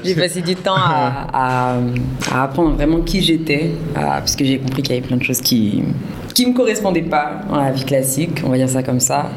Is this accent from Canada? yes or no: no; France; moved away as an adult; now in Senegal; je suis franco-sénégalaise, bissau-guinéenne. Euh, je viens de France et depuis le mois de juin 2021, je suis arrivée pour la première fois au Sénégal